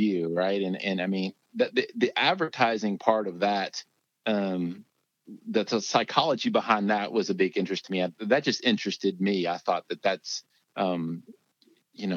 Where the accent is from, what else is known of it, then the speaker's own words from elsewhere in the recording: Lexington, Kentucky, United States; I grew up in Lexington, Kentucky